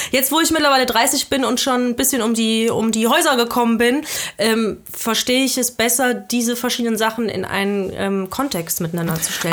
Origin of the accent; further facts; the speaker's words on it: Belgium; now in Germany; Ich bin, ich bin halb Deutsche, halb Südafrikanerin, aber ich bin in Belgien aufgewachsen